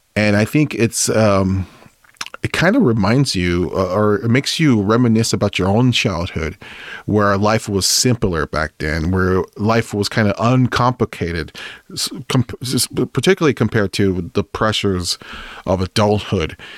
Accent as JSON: {"language": "English", "region": "California", "country": "United States", "said": "we're from, from West Coast, we're from California"}